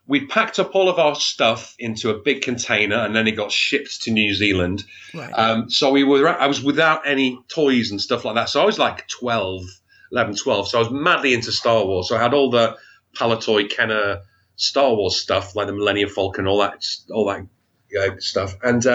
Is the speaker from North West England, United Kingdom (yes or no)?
yes; Wigan, North West England, United Kingdom; I am, yeah. So originally, well, I was brought up in a place called Wigan, which I'm sure you've heard of.